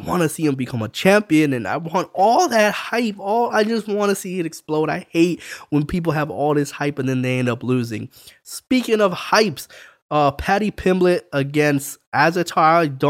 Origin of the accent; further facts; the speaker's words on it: El Paso, Texas, United States; moved away; Me and my son are traveling back to my hometown for his birthday.